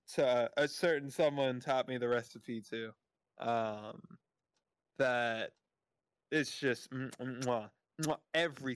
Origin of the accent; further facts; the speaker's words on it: the South, United States; I grew up in the South